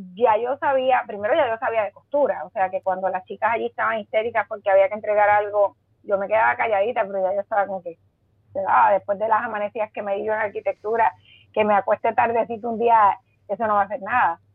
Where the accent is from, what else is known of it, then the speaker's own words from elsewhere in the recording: Mayagüez, Puerto Rico; also born or lived in San Juan, Puerto Rico / New York, United States; yo soy natural de Mayagüez